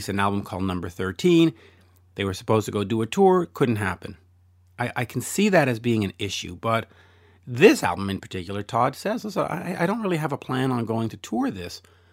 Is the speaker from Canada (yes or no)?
yes; Canada; I'm Canadian